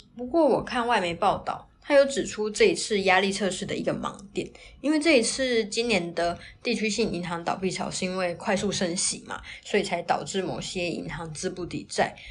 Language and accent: Chinese; Taiwan; 那我们台湾这边呢，